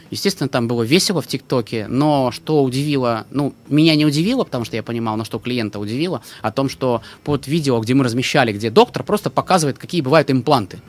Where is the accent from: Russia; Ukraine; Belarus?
Russia; Dno, Pskov Oblast; moved away; Я приехал из городка под названием Дно.